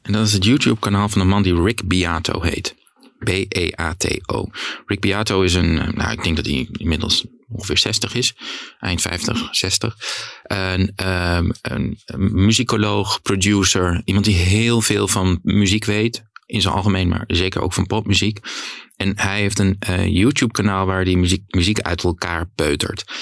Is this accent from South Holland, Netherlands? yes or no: no; Denemarken, Groningen, Netherlands; Het gebied waar ik vandaan kom, eh, Midden-Oost-Groningen, aardbevingsgebied